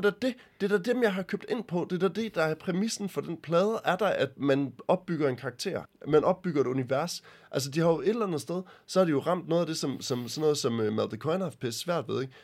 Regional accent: Denmark; jeg er fra Jylland

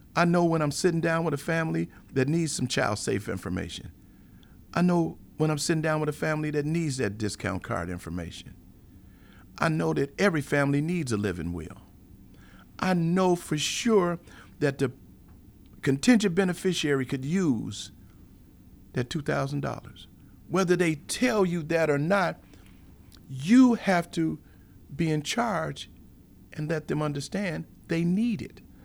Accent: Chicago, Illinois, United States; being born and raised in Chicago

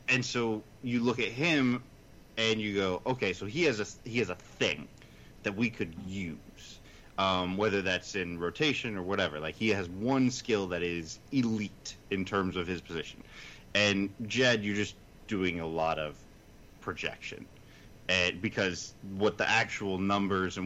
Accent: United States; I'm an American homer

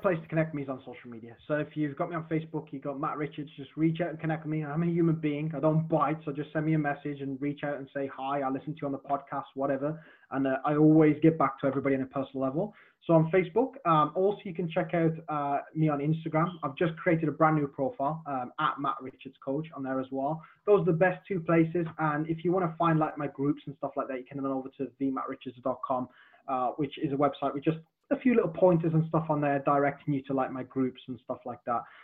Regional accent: Black Country, West Midlands, United Kingdom; accent: Black Country; My my black country accent would come out more

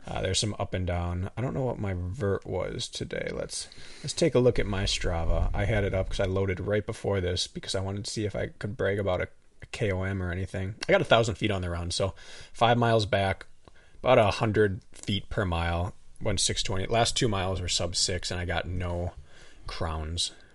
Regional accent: Wisconsin, United States; accent: up north; also born or lived in Milwaukee; I say a little differently than, like, the rest of Milwaukee. It's a little more up north

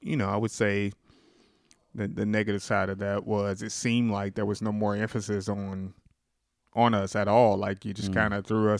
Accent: Sikeston, Missouri, United States; I was brought up here in Sykeston.

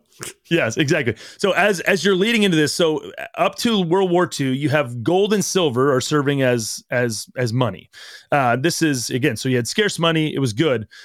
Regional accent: United States; we as growing up in America

